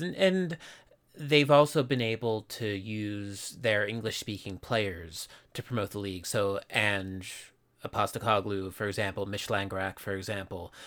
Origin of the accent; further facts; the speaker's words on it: Philadelphia, Pennsylvania, United States; now in Japan; I'm from Philadelphia